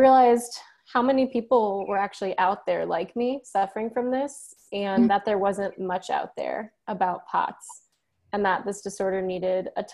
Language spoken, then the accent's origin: English; Chicago, Illinois, United States; moved away as an adult; now in Columbia, United States; I'm originally from the Chicago area